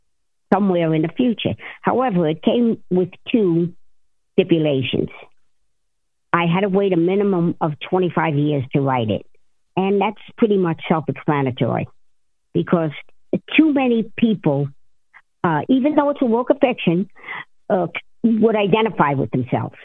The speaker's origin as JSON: {"language": "English", "town": "Jersey City", "region": "New Jersey", "country": "United States", "tie": "born or raised there", "said": "I was born and raised in Jersey City. I grew up with a bunch of wise guys"}